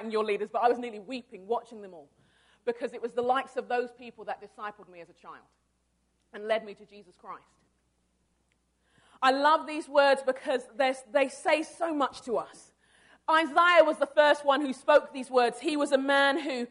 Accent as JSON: {"language": "English", "region": "London", "country": "United Kingdom", "tie": "born or raised there", "moved": "as an adult", "lives_now": "Arden Hills, United States", "said": "I was born in London. I was born in London, England. My parents are Nigerian, and I moved here with my husband about 10 years ago."}